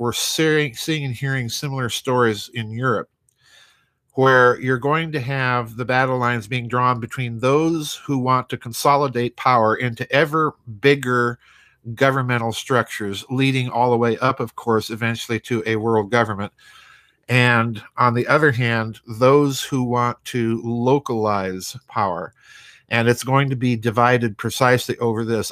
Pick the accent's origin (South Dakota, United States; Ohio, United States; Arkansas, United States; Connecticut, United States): South Dakota, United States; my home state in the United States of South Dakota